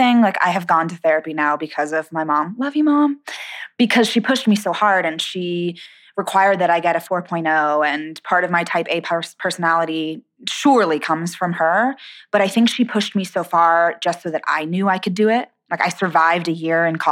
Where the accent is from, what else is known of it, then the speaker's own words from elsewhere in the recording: San Diego, California, United States; moved away as an adult; also born or lived in Boston / Los Angeles; I grew up in San Diego, and I did theater as a kid in the summers